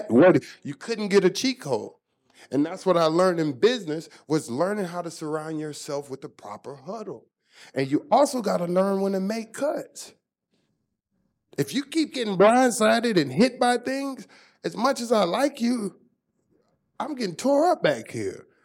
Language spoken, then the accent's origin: English; Germany; Growing up in Germany, I had to learn how to read people's lips to try to understand.